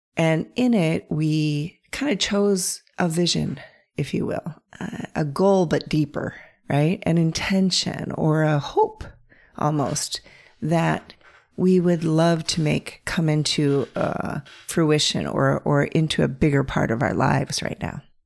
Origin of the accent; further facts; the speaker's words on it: North Central Pennsylvania, United States; I grew up in North Central Pennsylvania